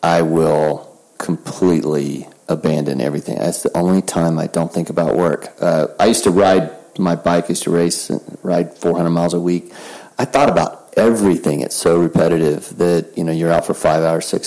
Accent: the South, United States; I'm from the South

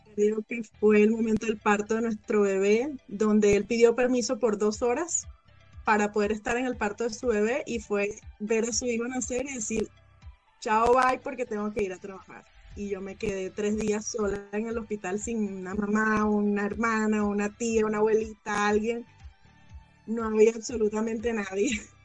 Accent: Venezuela; moved away as an adult; now in United States; yo emigré en el año 2016 desde Venezuela

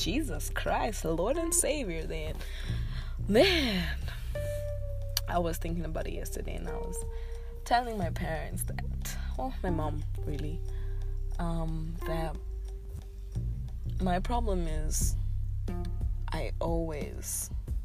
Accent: Zimbabwe; I am from Zimbabwe

